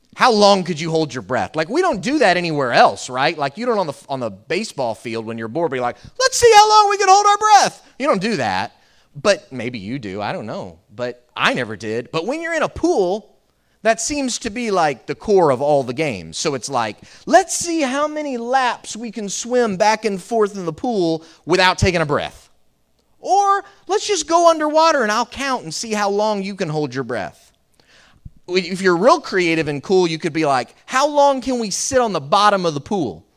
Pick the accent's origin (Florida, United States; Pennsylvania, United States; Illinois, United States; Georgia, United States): Florida, United States; I grew up here in Florida